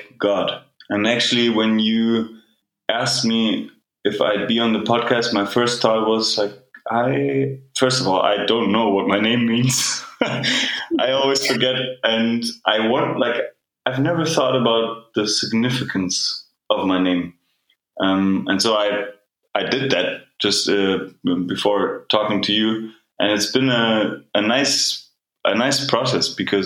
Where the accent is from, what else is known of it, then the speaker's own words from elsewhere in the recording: Germany; moved away as an adult; also born or lived in Canada / United Kingdom / Berlin; I'm originally from Germany, and I'm back here now. I live in Berlin